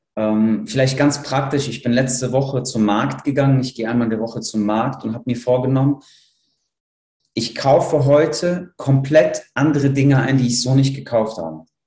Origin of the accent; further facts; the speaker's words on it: Poland; now in Cologne, Germany; Ich bin in Polen aufgewachsen